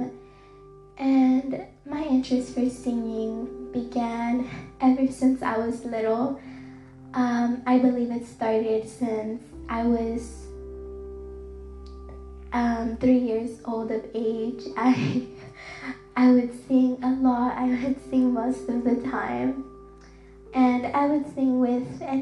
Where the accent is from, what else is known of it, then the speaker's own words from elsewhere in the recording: Dallas, Texas, United States; I have grew up in the city of Dallas, and it's my hometown